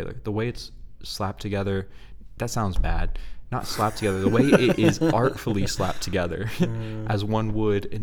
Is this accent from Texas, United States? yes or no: yes; Texas, United States; we're from Texas. We're broadcasting live from Texas.